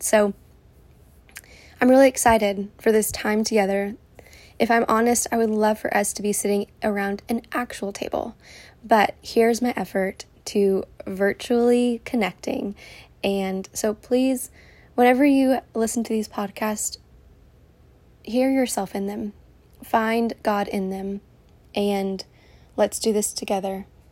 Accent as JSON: {"language": "English", "town": "Houston", "region": "Texas", "country": "United States", "tie": "born or raised there", "also_born_or_lived": "California", "moved": "as an adult", "said": "I am born and raised in Houston, and I live here with my beautiful family"}